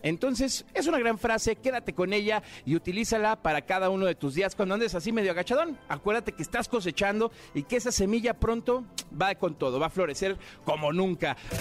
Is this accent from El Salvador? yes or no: no; Mexico; como mexicanos